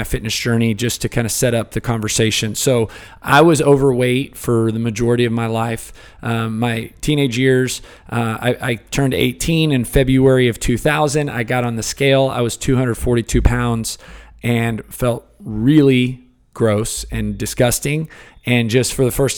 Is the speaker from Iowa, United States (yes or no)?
no; Houston, Texas, United States; I grew up in Houston, kind of the Cypress area